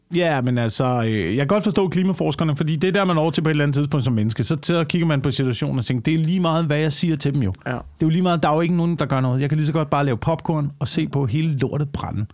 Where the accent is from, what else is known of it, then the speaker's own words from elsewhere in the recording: Denmark; nær min hjemstavn op ved, op ved Tisø øh, på Vestjylland